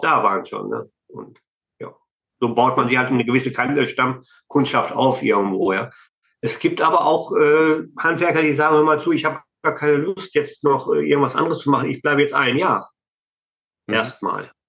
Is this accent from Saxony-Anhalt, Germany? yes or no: no; Herford district, North Rhine-Westphalia, Germany; ich komme ja aus Nordrhein-Westfalen, Kreis Herford.